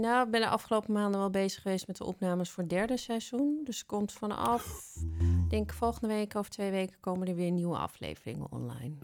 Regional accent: Amsterdam, North Holland, Netherlands; ik ben geboren in Amsterdam

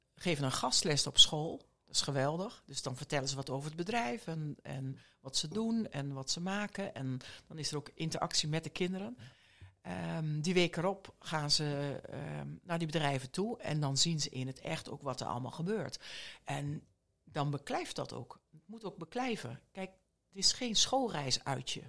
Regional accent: Borne, Overijssel, Netherlands; moved away; also born or lived in Rotterdam; ik ben een echte tukker. Ik, Echt? ik ben in Borne geboren, alleen ik ben 15 jaar in Rotterdam eh, heb ik gewoond.

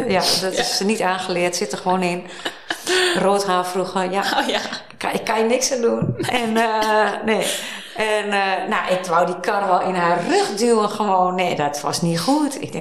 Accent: Hilversum, North Holland, Netherlands; born there; ik ben in Hilversum geboren. Van, hé, hey, ik ben hier vlak, vlakbij geboren.

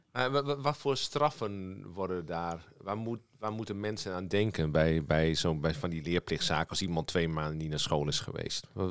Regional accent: southeast Drenthe, Netherlands; nu kom ik zelf uit Zuidoost-Drenthe, eh, ergens in een hoek daar

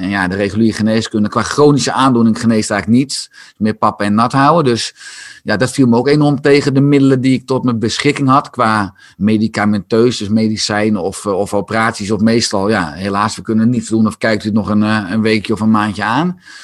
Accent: Beverwijk, North Holland, Netherlands; Ik ben geboren en getogen in, Beverwijk

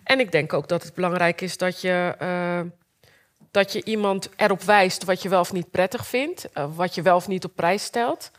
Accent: Rotterdam, South Holland, Netherlands; Ik kwam uit Rotterdam

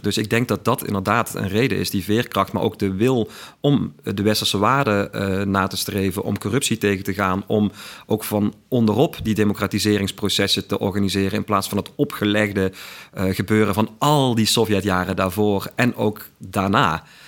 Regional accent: Weert, Limburg, Netherlands; accent: Limburgish, Weert dialect; also born or lived in Utrecht; ik ben dus inderdaad een geboren en getogen Limburger

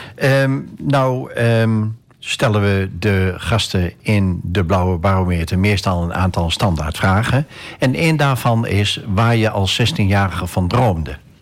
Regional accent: Enschede, Overijssel, Netherlands; evenals jij ben ik ook afkomstig uit Enschede

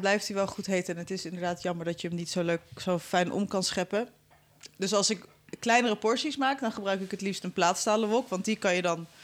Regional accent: Amsterdam, North Holland, Netherlands; Ik ben in Amsterdam opgegroeid

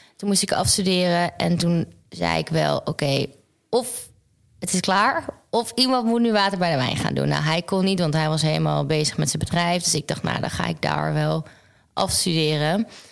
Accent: Groningen, Netherlands; moved away as an adult; now in Amsterdam, Netherlands; mijn familie en mijn vrienden niet in Groningen of waar ik vandaan kom

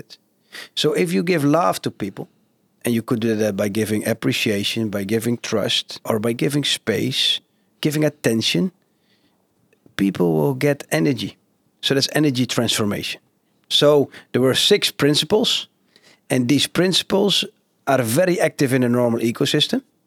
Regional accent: Genemuiden, Overijssel, Netherlands; now in Zwartsluis, Netherlands; I've been growing up in Geenemuiden. They call it the, the carpet city of Europe

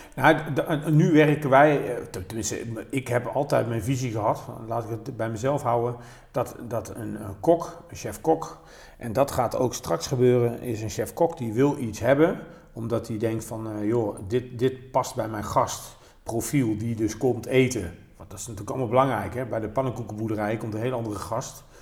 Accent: North Brabant, Netherlands; bij ons in Brabant

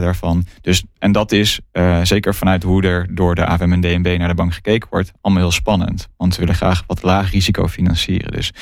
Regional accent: Netherlands; als, als Nederlander

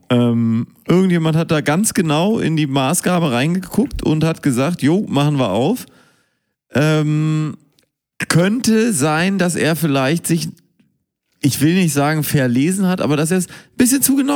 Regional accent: Münster, North Rhine-Westphalia, Germany; born there; Ich bin ja in Münster geboren.

